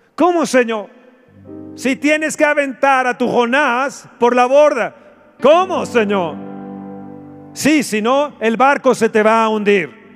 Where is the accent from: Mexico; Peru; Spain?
Mexico; nuestro México